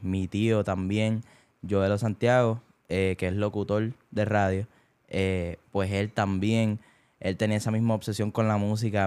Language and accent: Spanish; Bayamón, Puerto Rico; moved away as an adult; also born or lived in Caguas / Naranjito / Barranquitas; now in United States; me crié y nací en Bayamón